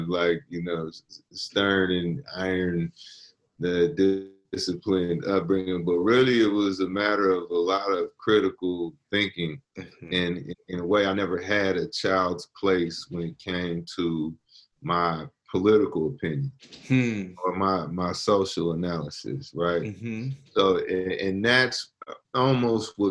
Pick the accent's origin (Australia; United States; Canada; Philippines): United States; San Francisco, California; That's where I was born and raised